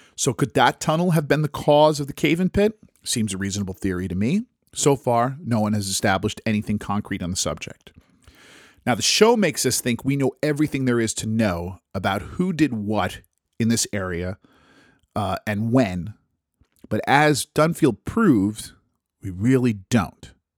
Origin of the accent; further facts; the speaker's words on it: United States; I'm American